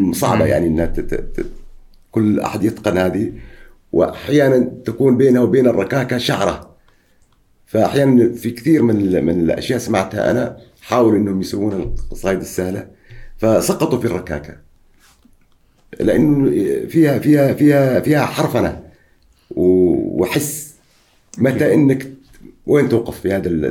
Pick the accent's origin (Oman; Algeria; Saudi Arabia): Oman; عندنا في عمان